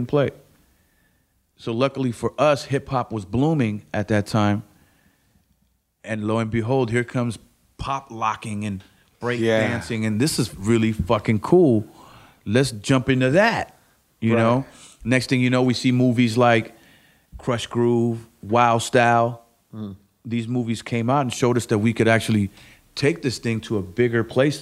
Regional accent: South Gate, California, United States; I lived an hour east of LA where we grew up in Southgate

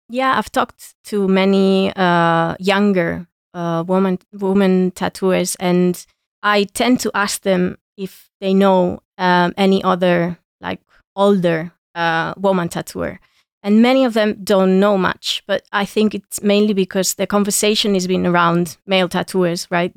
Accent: Granada, Andalusia, Spain; my hometown in Granada

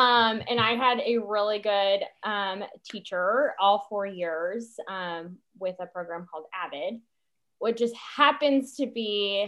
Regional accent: Citrus Heights, California, United States; I grew up in Citrus Heights, California. It's a great place.

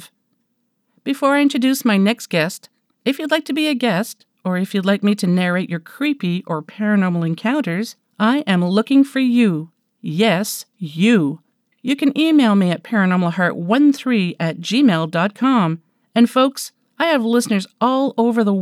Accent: Canada; I'm Canadian

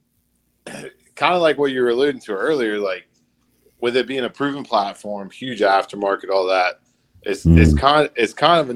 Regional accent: Hebron, Kentucky, United States; I grew up in Hebron, Kentucky

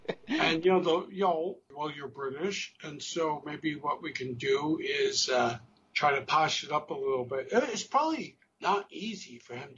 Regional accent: Brooklyn, New York, United States; More than one person would say, "Are you from Canada?" I'm like, "No, I'm from Brooklyn." You have a Canadian accent. I'm like, "Really?"

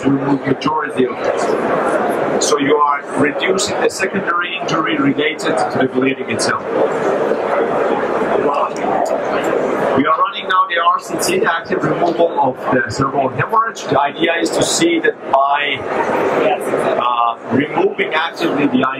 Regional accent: Helsinki, Uusimaa, Finland; I come from Finland, Helsinki. We are a small country

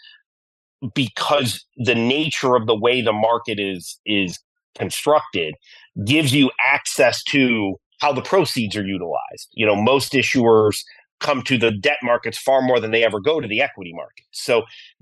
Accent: Geneva, New York, United States; I am a proud upstate New Yorker. I grew up in a small town in the Finger Lakes in Geneva, New York

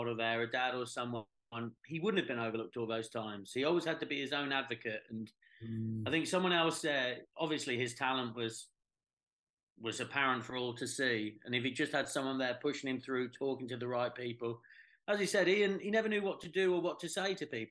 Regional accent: England, United Kingdom; as an Englishman

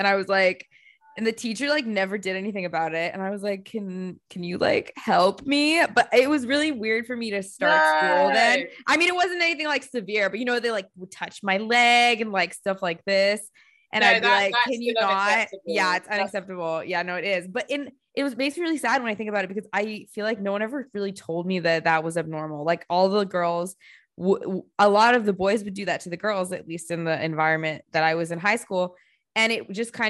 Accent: United States; moved away; I growing up in the States

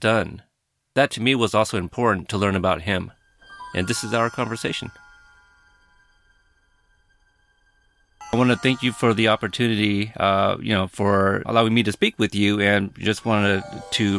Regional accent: Portland, Oregon, United States; also born or lived in Texas; I myself was born in Texas, but I grew up in Portland, Oregon.

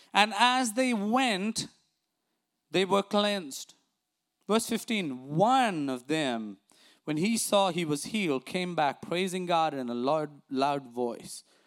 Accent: India; now in United States; growing up in India

